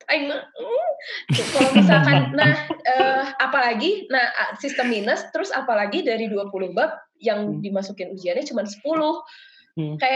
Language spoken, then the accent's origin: Indonesian; Indonesia; karena aku gede di Indo yang dimana semuanya tuh terasa cepat bahkan orang-orang pun menikah di usia 20-an